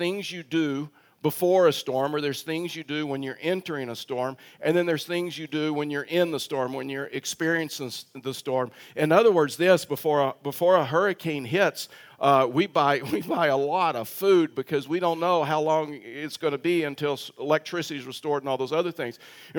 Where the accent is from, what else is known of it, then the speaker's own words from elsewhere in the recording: Texas, United States; moved away; And so as many of you know, that I'm from Texas. Those that are you new probably didn't even realize that because I've totally lost my accent. And you're like total shock right now that I'm from Texas.